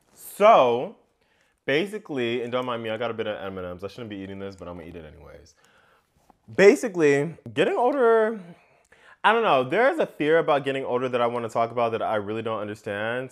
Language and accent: English; United States; growing up in America and what that means for me